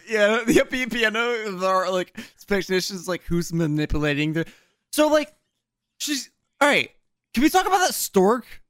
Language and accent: English; New Jersey, United States; I'm from South Jersey, but I'm from New Jersey